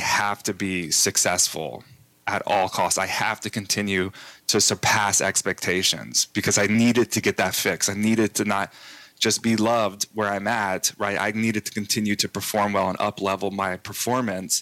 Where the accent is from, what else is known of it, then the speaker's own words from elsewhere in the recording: Texas, United States; I grew up in Texas